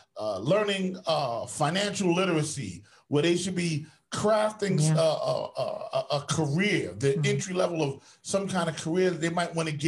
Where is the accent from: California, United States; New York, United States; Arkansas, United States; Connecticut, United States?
New York, United States; New York City; because I'm from Queens